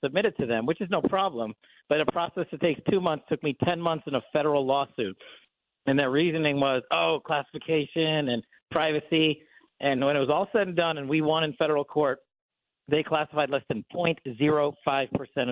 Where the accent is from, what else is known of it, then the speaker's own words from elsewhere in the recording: New York, United States; moved away as an adult; I'm born and raised in New York. I moved away some time ago